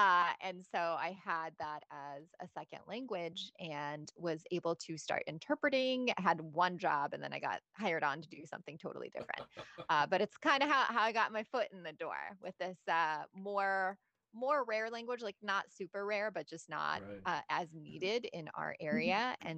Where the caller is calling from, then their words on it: Indianapolis, Indiana, United States; I am in lovely, cozy Indianapolis, Indiana.